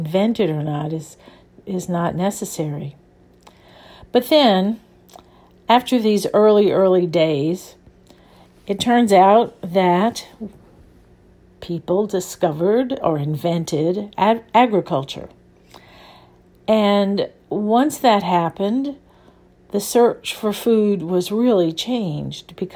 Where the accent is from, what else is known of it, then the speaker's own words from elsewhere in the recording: New Orleans, Louisiana, United States; I grew up in New Orleans, where there is a very, very strong food culture.